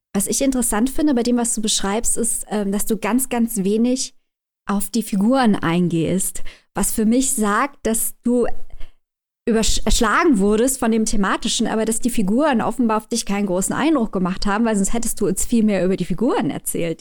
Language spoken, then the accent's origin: German; Germany; wir Deutschen